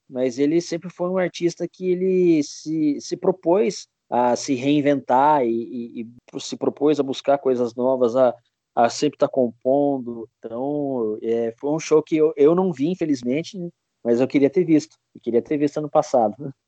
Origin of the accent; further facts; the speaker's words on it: Curitiba, Paraná, Brazil; em Curitiba, que é a cidade onde eu nasci e onde eu moro até hoje